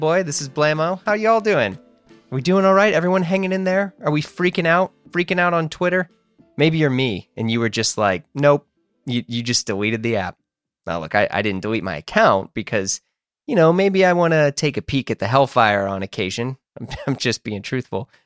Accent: United States; I grew up in the United States

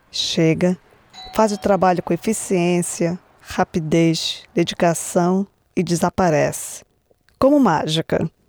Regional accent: Brazil; now in United States; Eu não digo que eu sou americana, eu sou brasileira, eu amo meu país.

